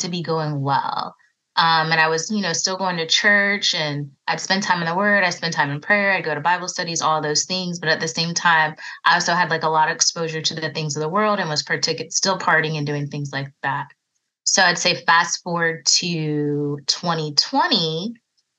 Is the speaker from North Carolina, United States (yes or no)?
yes; Raleigh, North Carolina, United States; also born or lived in Virginia; I was born in Virginia, but I grew up in Raleigh, North Carolina, so I haven't ventured too far away from home